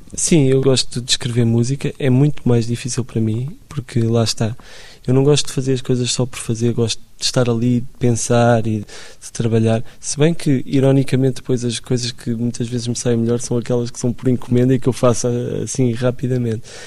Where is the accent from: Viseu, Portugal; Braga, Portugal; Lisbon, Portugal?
Lisbon, Portugal; Eu cresci em Benfica